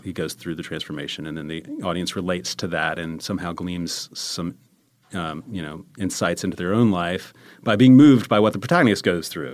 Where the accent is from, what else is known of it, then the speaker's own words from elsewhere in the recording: Charlotte, North Carolina, United States; moved away as an adult; also born or lived in Maryland / Columbia, South Carolina / Chapel Hill, North Carolina; I'm from Charlotte, North Carolina